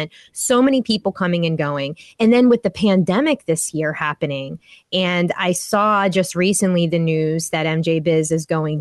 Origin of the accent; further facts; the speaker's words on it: Pittsburgh, Pennsylvania, United States; I'm from Pittsburgh